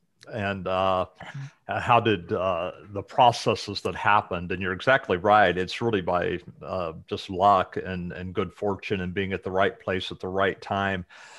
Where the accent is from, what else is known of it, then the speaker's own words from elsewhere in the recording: Muncie, Indiana, United States; But about me, I grew up in Indiana, in the Muncie area, just north of Indy.